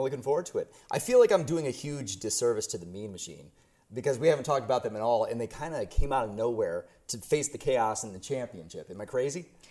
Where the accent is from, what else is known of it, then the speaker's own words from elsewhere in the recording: New York, United States; my home state, the Big Apple, New York